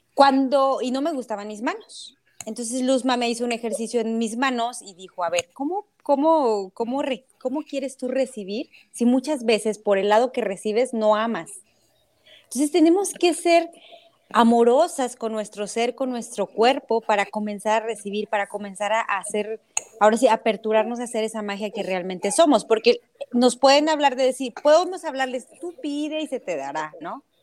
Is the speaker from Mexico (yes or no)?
yes; Cedral, San Luis Potosí, Mexico; en mi comunidad, que yo soy de Cedral